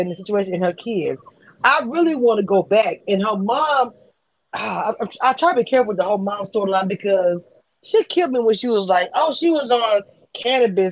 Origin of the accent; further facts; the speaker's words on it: the South, United States; I'm from the South.